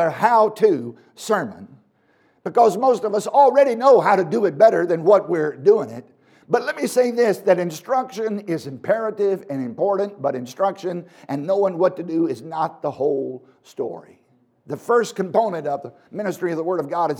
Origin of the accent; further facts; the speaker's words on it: Virginia, United States; I was born in Virginia